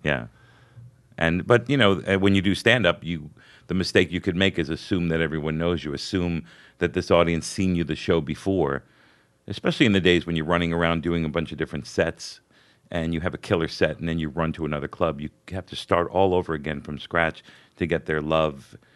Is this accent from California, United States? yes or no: no; Hollywood, Florida, United States; also born or lived in New York; I grew up in Hollywood, Florida, even though I was born in New York.